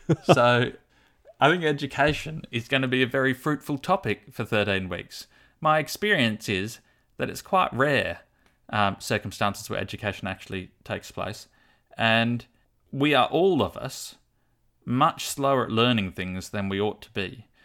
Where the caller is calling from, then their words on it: Launceston, Tasmania, Australia; I'm calling from Launceston, Tasmania